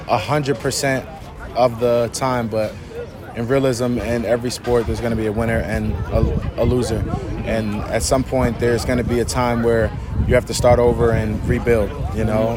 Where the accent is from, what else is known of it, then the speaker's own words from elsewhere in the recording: Rahway, New Jersey, United States; moved away as an adult; also born or lived in Philadelphia / Buffalo; I grew up in Rahway in Jersey